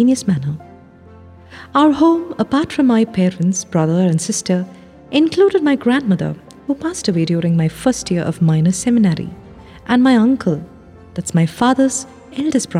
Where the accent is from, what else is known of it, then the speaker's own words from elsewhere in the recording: Mannar, Kerala, India; moved away as an adult; now in Rome, Italy; I was born in Mannar, a small village in Kottayam